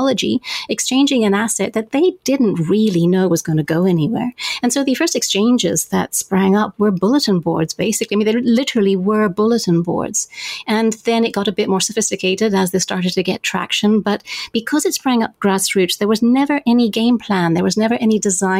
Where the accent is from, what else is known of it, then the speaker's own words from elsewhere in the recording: Zambia; I grew up in Zambia